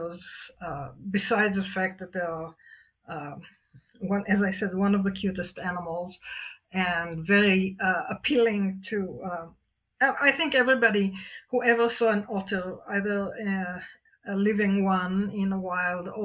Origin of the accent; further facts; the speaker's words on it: Israel; moved away as an adult; also born or lived in Alaska; now in Wyoming, United States; I was born and raised in Israel on a small farm